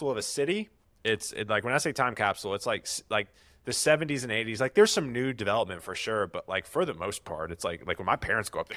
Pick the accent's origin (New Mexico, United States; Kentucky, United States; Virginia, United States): Virginia, United States; I grew up trout fishing in the Roanoke Valley with with my grandfather.